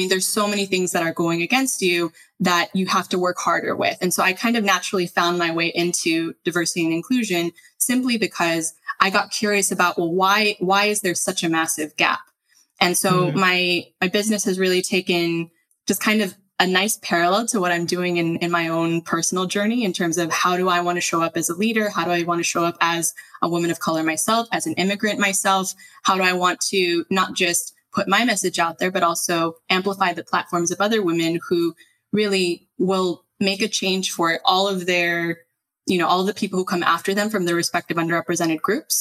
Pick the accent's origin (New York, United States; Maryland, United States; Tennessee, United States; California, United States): California, United States; Los Angeles; moved away as an adult; now in Spain; I grew up in one of the most diverse parts of the country